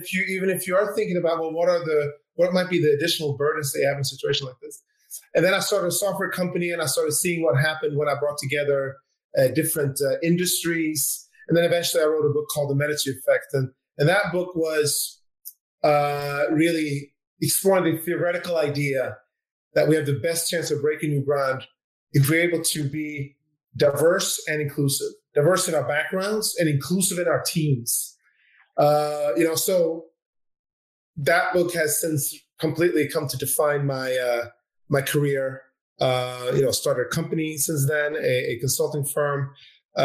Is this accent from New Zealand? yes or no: no; Sweden; My dad is Swedish. And I grew up in Sweden